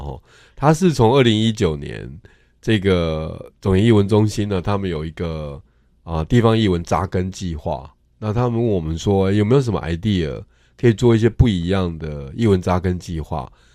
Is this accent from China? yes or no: no; Tainan, Taiwan; also born or lived in Chiayi; 其实我从小在台南长大